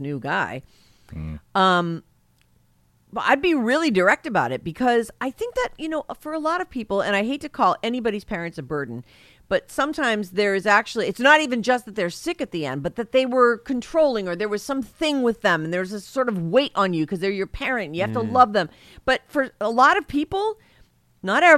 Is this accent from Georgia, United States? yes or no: no; Massachusetts, United States; moved away; I grew up in Massachusetts